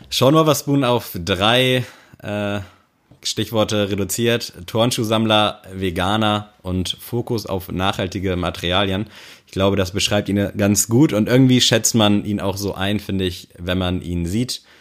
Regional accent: Richmond, Virginia, United States; born there; Los ging das Ganze am 3.3.1990, geboren in Richmond in Virginia

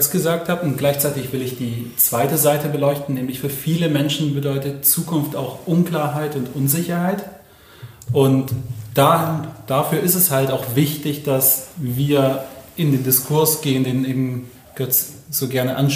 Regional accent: Ulm, Baden-Württemberg, Germany; …, mein Name, 29 Jahre alt, gebürtiger Ulmer

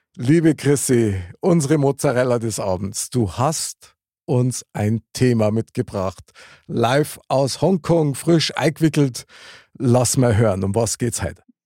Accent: Bavaria, Germany; bei uns in Bayern

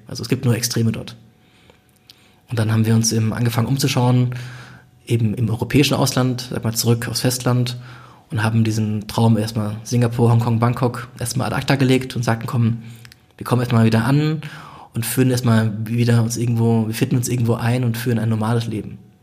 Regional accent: Germany

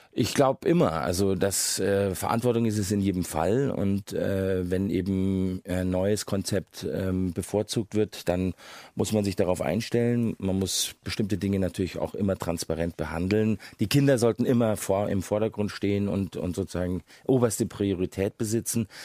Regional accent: Munich, Bavaria, Germany; ich bin, wie Sie gesagt haben, in Bayern geboren als äh, Sohn eines Engländers und einer Deutschen. Von daher war ich von Anfang an hatte ich einen britischen Pass und war aber ein ein gebürtiger Münchner

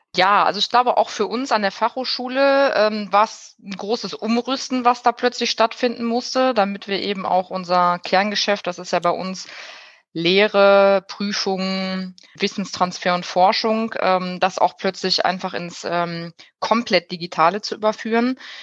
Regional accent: Bielefeld, North Rhine-Westphalia, Germany; Ich bin geboren in Bielefeld, und auch aufgewachsen in Bielefeld

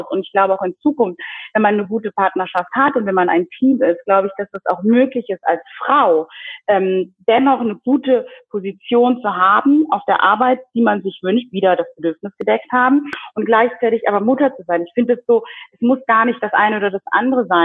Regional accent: DR Congo; ich meine, jetzt habe ich das ja gesagt, ich komme aus der Demokratischen Republik Kongo und ich glaube, dass auch ich also wie so einen neuen Meilenstein gesetzt habe in meiner Community

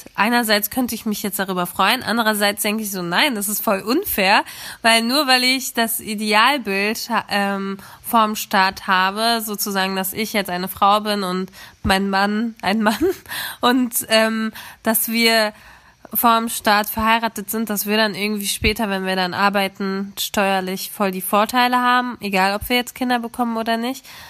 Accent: Germany; ich bin zwar in Deutschland geboren

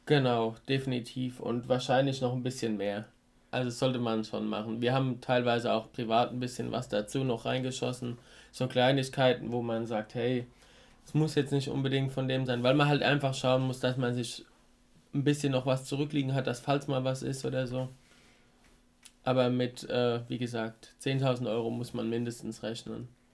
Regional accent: Rhineland-Palatinate, Germany; bei uns in der Pfalz

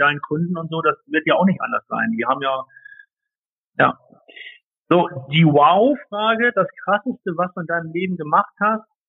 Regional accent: Hamburg, Germany; als Hamburger Jung, ich komme ja ursprünglich aus Hamburg vom flachen Land

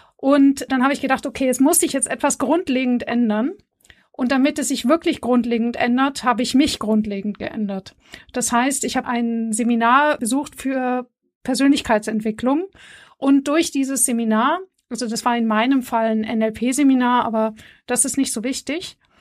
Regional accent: Bavaria, Germany; ich komme ja aus Bayern

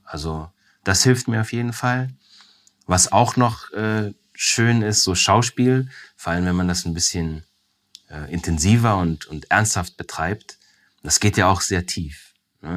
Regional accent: Weiz, Styria, Austria; moved away; Ich bin in Weiz zur Welt gekommen

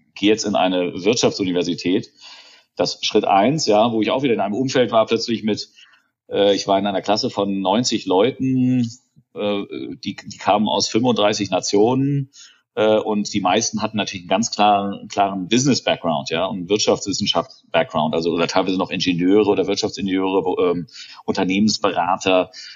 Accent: Germany; accent: German; moved away; mein deutscher Akzent

